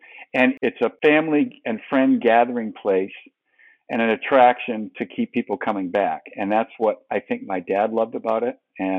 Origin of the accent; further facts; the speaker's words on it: New England, United States; Well, I grew up in New England, so I'm a big fan of the four major Boston and New England sports teams, professional teams.